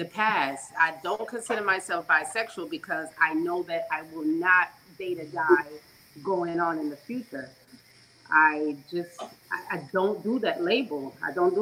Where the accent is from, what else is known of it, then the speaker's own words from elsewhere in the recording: England, United Kingdom; now in United States; My nationality is British Jamaican, so I was born in England, but my parents are Jamaican. Been in the United States for over 22 years.